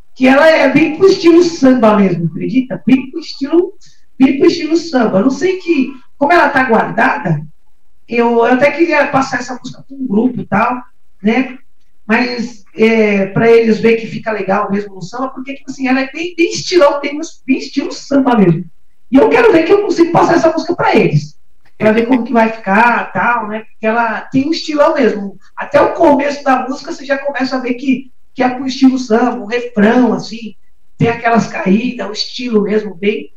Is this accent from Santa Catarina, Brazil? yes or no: no; São Paulo, Brazil; now in Guarulhos, Brazil; nasci aqui em São Paulo mesmo, né, nasci no Cambuci